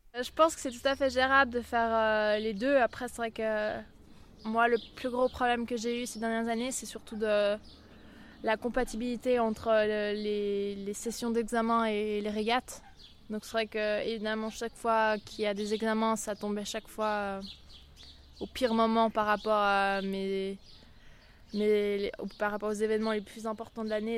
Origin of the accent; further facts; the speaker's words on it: Switzerland; en ayant vécu toute ma vie au bord du lac